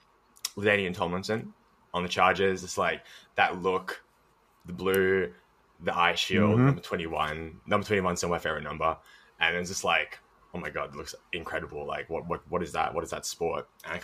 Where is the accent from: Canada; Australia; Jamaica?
Australia; Melbourne, Victoria; I'm from Melbourne, Australia. Currently, I live in St. Kilda, which is basically like along the beach.